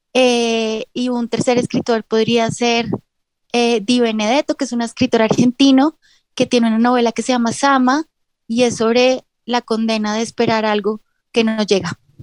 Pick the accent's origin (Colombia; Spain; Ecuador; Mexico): Colombia; yo ejerzo también como abogada porque en un país como Colombia es muy difícil dedicarse solamente al arte